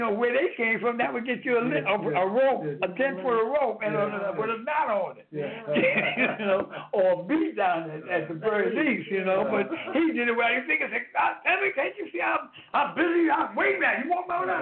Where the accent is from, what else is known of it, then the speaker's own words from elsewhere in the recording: New York City, New York, United States; I'm from Brooklyn. 7C in Brooklyn